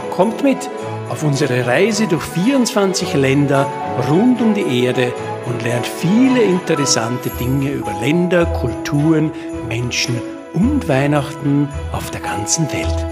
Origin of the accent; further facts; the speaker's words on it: Austria; bei uns in Österreich